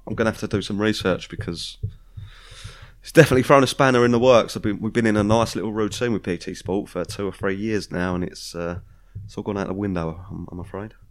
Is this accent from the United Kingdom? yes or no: yes; United Kingdom; we're British